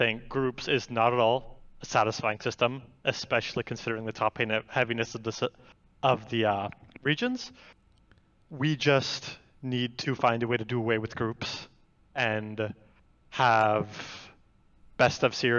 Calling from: Austin, Texas, United States; I am calling from Austin, Texas.

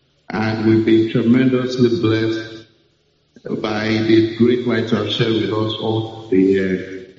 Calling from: Lagos, Nigeria; I'm calling from Lagos.

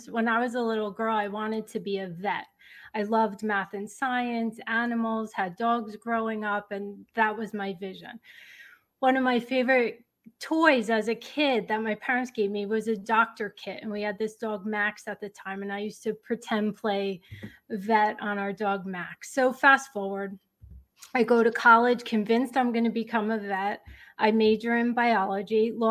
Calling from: West Caldwell, New Jersey, United States; Northern New Jersey. It's a town called West Caldwell.

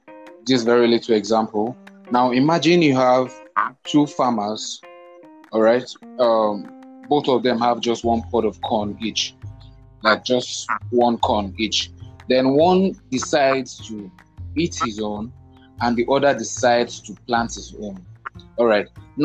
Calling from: Lagos, Nigeria; I am podcasting from Lagos.

